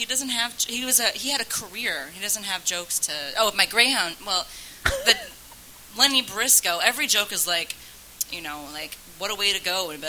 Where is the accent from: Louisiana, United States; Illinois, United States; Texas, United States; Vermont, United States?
Illinois, United States; Evanston; I'm actually from Evanston.